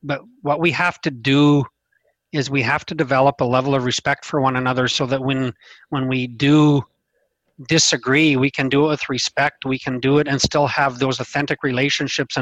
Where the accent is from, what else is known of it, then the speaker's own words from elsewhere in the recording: Meadow Lake, Saskatchewan, Canada; I'm in my hometown of Meadow Lake, Saskatchewan.